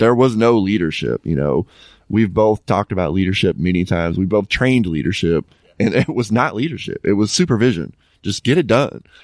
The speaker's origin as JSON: {"language": "English", "town": "Dallas", "region": "Texas", "country": "United States", "tie": "born or raised there", "also_born_or_lived": "Tennessee", "moved": "as an adult", "said": "my hometown is in, in the Dallas area."}